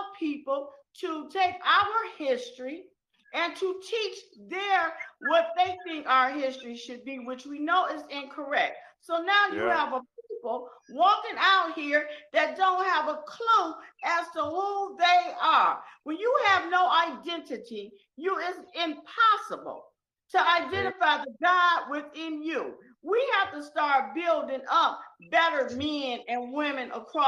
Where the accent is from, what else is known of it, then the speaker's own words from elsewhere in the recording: Detroit, Michigan, United States; moved away; I'm from Detroit originally.